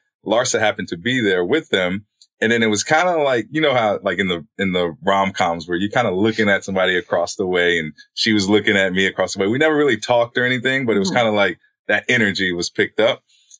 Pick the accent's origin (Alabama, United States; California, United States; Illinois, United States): Illinois, United States; Chicago; I think it's more so us growing up in Chicago.